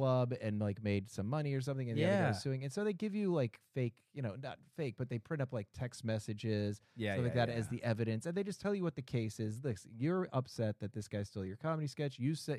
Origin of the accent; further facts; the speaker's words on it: Boston, Massachusetts, United States; I am from Boston. I have a pretty good accent.